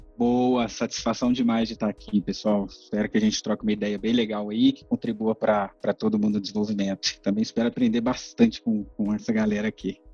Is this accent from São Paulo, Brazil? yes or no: no; Ipatinga, Minas Gerais, Brazil; eu sou do interior de Minas, Ipatinga